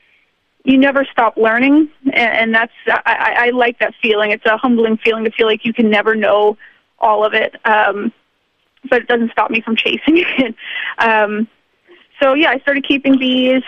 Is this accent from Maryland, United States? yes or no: yes; Baltimore, Maryland, United States; moved away as an adult; now in New York City, United States; I left Baltimore, which is a city that I love very much.